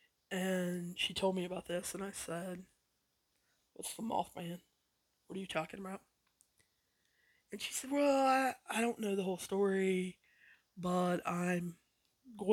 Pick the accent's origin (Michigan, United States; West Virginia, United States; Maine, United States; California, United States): West Virginia, United States; I grew up probably 30, 45 minutes away from Point Pleasant